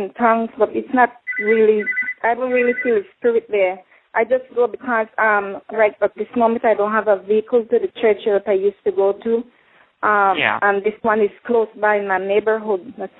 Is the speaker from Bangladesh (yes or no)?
no; Belize; moved away; I am from Belize.